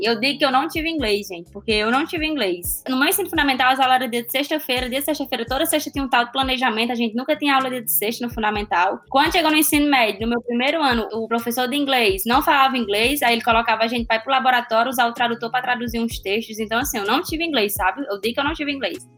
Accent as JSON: {"language": "Portuguese", "region": "Northeast Region", "country": "Brazil", "accent": "nordestino", "moved": "yes", "said": "eu tinha muito sotaque nordestino. Eu ainda tenho"}